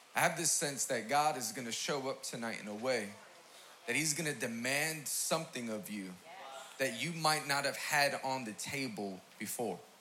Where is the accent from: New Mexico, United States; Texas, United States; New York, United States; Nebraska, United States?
New York, United States; New York City; I'm from Queens, New York